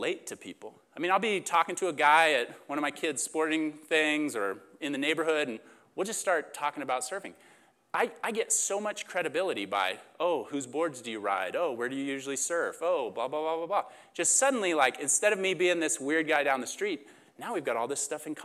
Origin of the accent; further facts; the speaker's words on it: Oklahoma, United States; moved away as an adult; also born or lived in Huntington Beach, California; I come from, I grew up in Oklahoma. That's where I went to school.